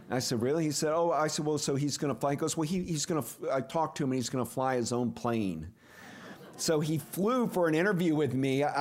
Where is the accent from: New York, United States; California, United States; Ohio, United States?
Ohio, United States; Perrysburg; also born or lived in Atlanta, Georgia; I was born in Atlanta, Georgia but I grew up in Perrysburg, Ohio, near Toledo, and I was eight and a half years old when the Apollo 11 um, epic moment occurred.